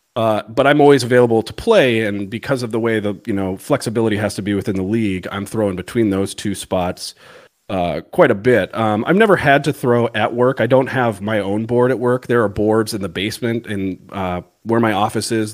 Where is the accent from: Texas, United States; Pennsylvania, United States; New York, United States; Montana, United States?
Montana, United States; Missoula; moved away as an adult; now in Virginia, United States; I'm originally from, uh, Montana, Missoula, Montana